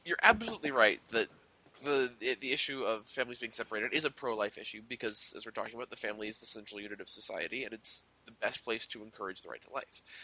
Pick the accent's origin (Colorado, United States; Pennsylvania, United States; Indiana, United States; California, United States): Colorado, United States; Denver; moved away; I'm actually from Denver. I'm from Colorado